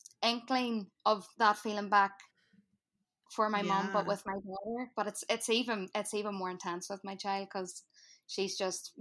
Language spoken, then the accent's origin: English; Northern Ireland, United Kingdom; accent: Irish; now in New Jersey, United States; we grew up in Northern Ireland during like the tail end of the Troubles